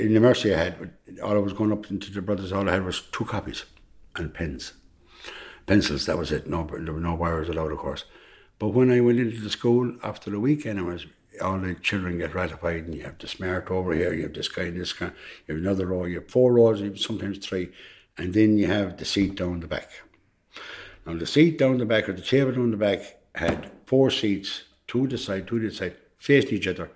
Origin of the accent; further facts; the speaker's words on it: Tuam, Connacht, Ireland; from Tuam all my life